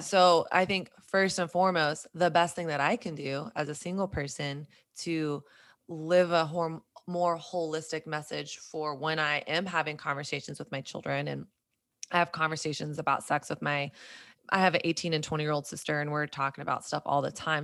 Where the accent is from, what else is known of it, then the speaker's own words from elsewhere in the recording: Southern Bible Belt, United States; moved away as an adult; now in New York City, United States; me growing up in Southern Bible Belt evangelical culture